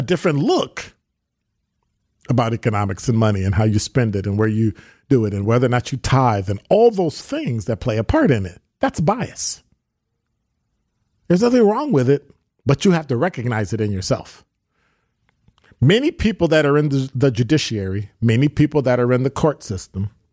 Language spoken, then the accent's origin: English; Chicago, Illinois, United States; My parents were born, both of them, in Alabama, and then the families migrated to Chicago. I wasn't born in the South. I was born in Chicago on the South Side